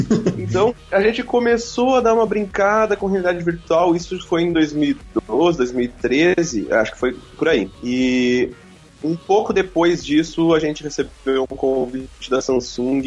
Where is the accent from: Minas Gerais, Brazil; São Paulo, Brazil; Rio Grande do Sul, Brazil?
Rio Grande do Sul, Brazil; Santa Maria; a gente é de Santa Maria, no Rio Grande do Sul